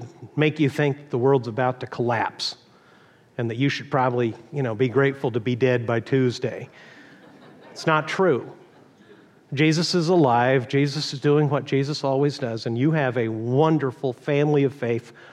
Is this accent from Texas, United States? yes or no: yes; Texas, United States; moved away; I was born in Texas